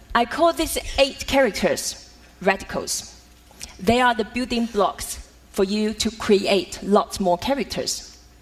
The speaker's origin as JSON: {"language": "English", "country": "Taiwan", "tie": "born or raised there", "said": "Growing up in Taiwan as a daughter of calligrapher"}